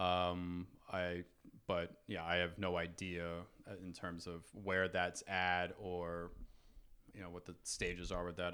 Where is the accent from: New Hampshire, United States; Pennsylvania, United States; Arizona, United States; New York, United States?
New York, United States; New York City; I grew up in New York.